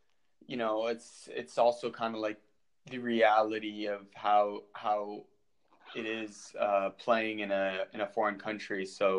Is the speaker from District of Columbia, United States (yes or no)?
yes; Washington, District of Columbia, United States; my friend who is actually from my hometown in the Washington, D.C. area, he was a goalkeeper as well